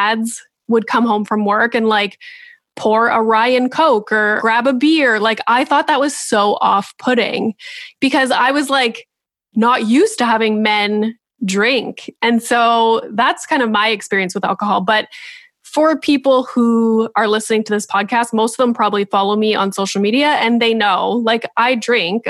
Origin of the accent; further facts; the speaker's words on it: Northern Ontario, Canada; I'm from Northern Ontario